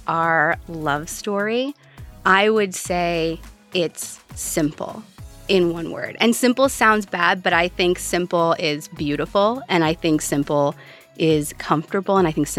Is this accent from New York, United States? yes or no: no; South Bend, Indiana, United States; I am 32 years old from South Bend, Indiana